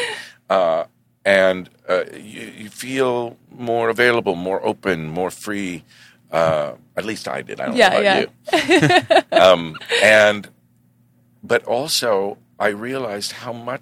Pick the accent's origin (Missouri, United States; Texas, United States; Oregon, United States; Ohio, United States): Oregon, United States; moved away as an adult; now in New York, United States; I grew up in Oregon